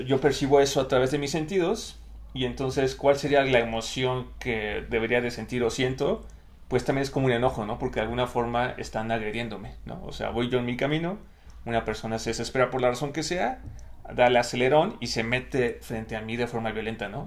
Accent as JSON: {"language": "Spanish", "country": "Mexico", "said": "desde mi propia experiencia de vida como hombre mexicano"}